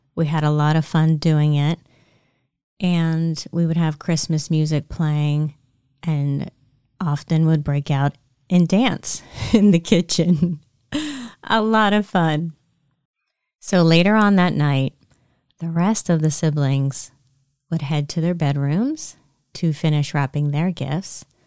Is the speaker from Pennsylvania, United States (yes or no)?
yes; Lancaster County, Pennsylvania, United States; I grew up in Lancaster County, Pennsylvania